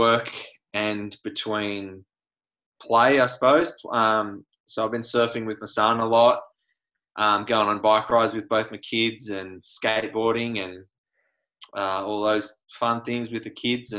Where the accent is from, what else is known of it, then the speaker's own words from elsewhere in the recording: Cape Bridgewater, Victoria, Australia; I grew up in Cape Bridgewater, which is in the far west of Victoria.